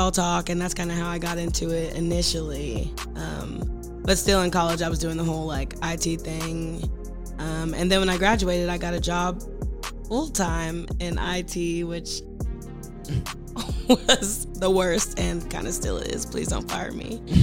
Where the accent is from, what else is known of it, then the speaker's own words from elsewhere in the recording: Ellenwood, Georgia, United States; I'm from Ellenwood, Georgia. I grew up, you know, DeKalb County